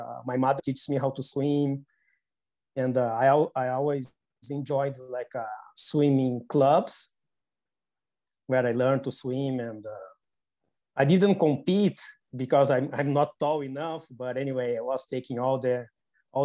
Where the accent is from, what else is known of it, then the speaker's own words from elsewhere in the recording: Porto Alegre, Rio Grande do Sul, Brazil; I was born in South Brazil, in a city called Porto Alegre.